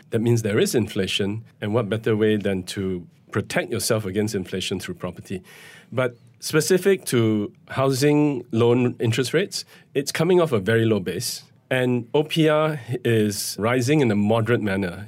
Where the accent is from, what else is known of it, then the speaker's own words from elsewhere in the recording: Malaysia; as a Malaysian citizen